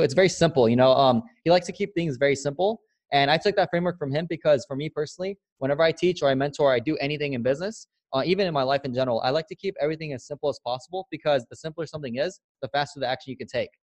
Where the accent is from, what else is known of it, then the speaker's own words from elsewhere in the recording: San Diego, California, United States; moved away as an adult; also born or lived in Alabama / Newport Beach, California; I grew up in San Diego, California, born and raised, and I grew up in the hood.